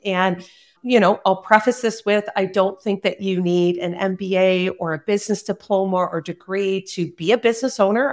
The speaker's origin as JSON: {"language": "English", "town": "Cobourg", "region": "Ontario", "country": "Canada", "tie": "born or raised there", "also_born_or_lived": "South Korea", "said": "my hometown of Coburg, Ontario"}